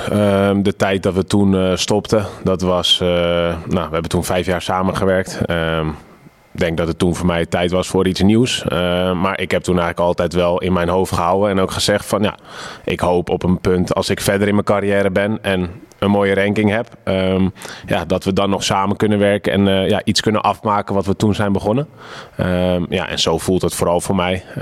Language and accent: Dutch; Netherlands; voor ons als Nederlanders is dat rosmalen, maar eh, ja, het ultieme grastennis wordt gespeeld op Wimbledon